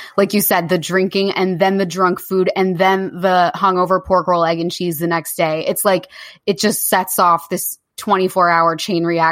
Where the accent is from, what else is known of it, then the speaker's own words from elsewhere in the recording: Jersey Shore, New Jersey, United States; moved away as an adult; also born or lived in New York; now in London, United Kingdom; I'm from the Jersey Shore